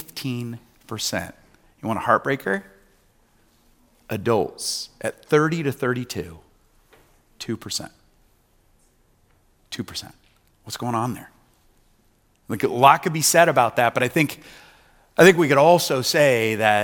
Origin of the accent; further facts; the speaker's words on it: Newton, Iowa, United States; the town I grew up in Newton, Iowa, just 30 miles or so away